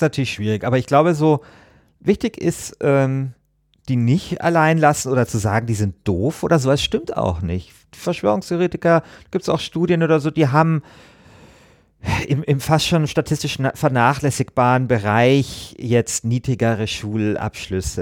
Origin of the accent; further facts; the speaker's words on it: Bavaria, Germany; Ich komme ja aus Bayern